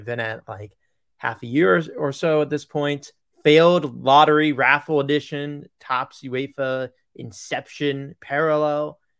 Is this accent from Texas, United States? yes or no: no; Long Island, New York, United States; I am from Long Island.